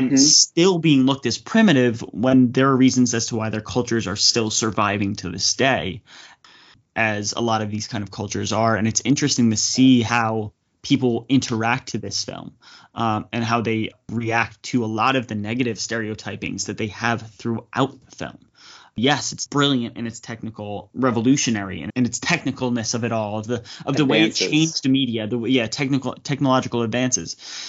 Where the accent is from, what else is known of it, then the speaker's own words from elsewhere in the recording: New Jersey, United States; I am born and bred in New Jersey